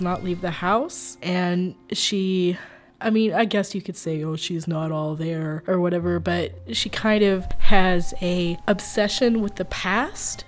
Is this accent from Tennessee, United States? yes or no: yes; Tennessee, United States; I grew up in Tennessee, I'm from Tennessee